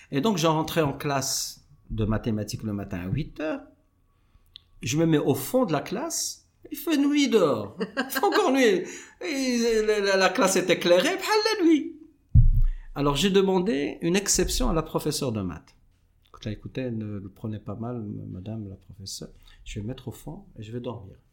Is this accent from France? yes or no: no; Morocco; moi, je suis marocain, j'aime bien la chimie